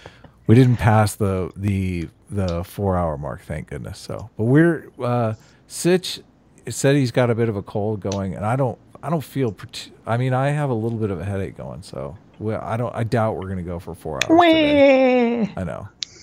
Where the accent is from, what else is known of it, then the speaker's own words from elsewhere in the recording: United States; I'm an American.